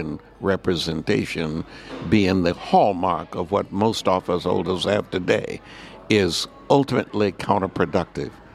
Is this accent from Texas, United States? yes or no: yes; Texas, United States; moved away as an adult; I immigrated here from Texas after high school